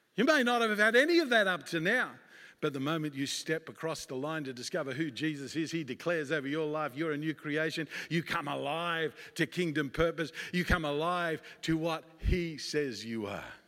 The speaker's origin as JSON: {"language": "English", "country": "Australia", "tie": "born or raised there", "moved": "as an adult", "lives_now": "United States", "said": "I'm an Australian by birth, and I came to America my wife and I, Sandy, and two boys came to America"}